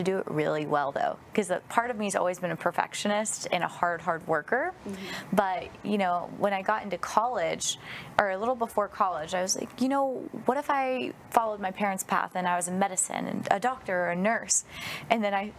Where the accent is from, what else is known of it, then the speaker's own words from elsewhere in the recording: Northern California, United States; now in Texas, United States; I grew up in Northern California, but I moved to Texas about 10 years ago